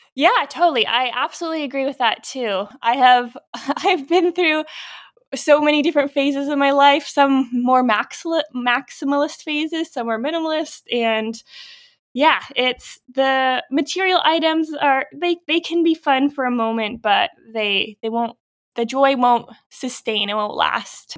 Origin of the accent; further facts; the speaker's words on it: Norfolk County, Ontario, Canada; I grew up in Norfolk County, so I was familiar with farms